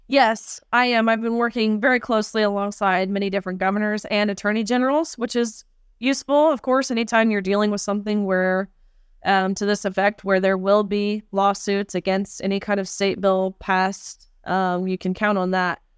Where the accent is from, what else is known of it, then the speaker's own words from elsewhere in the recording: Tennessee, United States; my home state of Tennessee